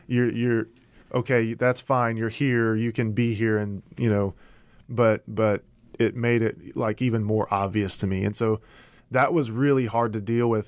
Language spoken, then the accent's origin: English; Louisiana, United States; moved away; also born or lived in Arkansas / Dallas, Texas; I grew up in Louisiana